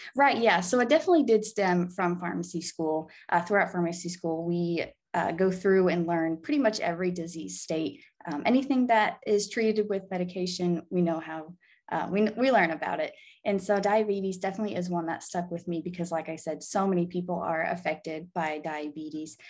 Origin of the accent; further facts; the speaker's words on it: Arkansas, United States; moved away as an adult; now in Illinois, United States; I'm actually from Arkansas. I was born in Illinois, but I grew up in Arkansas.